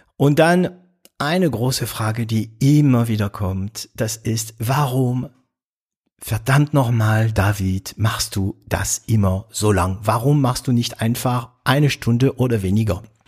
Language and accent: German; France; accent: French; German is a second language; moved away as an adult; now in Germany; ich bin Franzose, ich bin kein Belgier, ich bin kein Kanadier. Ähm, ich bin in Frankreich geboren